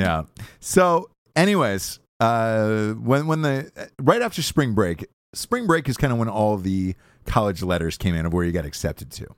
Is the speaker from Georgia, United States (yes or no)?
yes; Georgia, United States; born or raised there